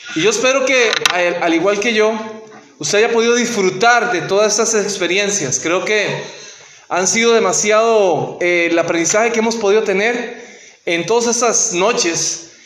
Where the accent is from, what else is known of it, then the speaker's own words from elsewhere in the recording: Costa Rica; moved away as an adult; cuando trabajaba en mi país